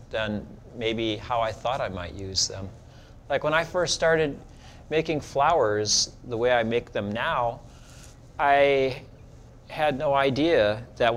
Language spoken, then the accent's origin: English; Sheboygan, Wisconsin, United States; moved away as an adult; now in Providence, United States; I was an apprentice to a ceramic artist in my hometown in Sheboygan, Wisconsin.